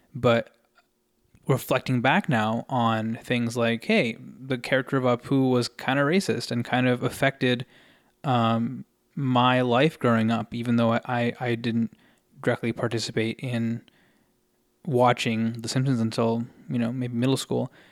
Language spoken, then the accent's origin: English; United States; I'm an Indian American individual